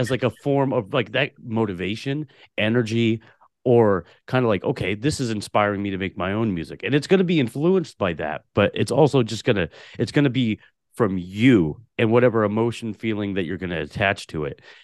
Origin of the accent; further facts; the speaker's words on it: Portland, Oregon, United States; also born or lived in Tulare, California; when I was three years old, moved to Portland, Oregon, and grew up in the city of Portland, Oregon my entire life